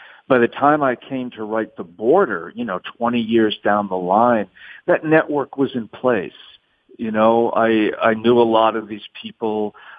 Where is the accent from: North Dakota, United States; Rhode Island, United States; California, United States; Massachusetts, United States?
Rhode Island, United States; Providence; also born or lived in New York City, United States / New Orleans, United States; You know, I grew up in Providence, Rhode Island, New York City, and New Orleans. And so I knew a lot of cops.